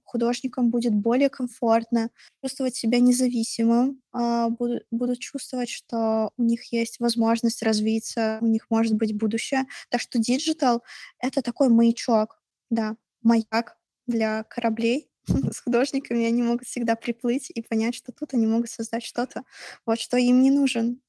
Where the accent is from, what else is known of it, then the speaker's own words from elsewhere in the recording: Russia; я из России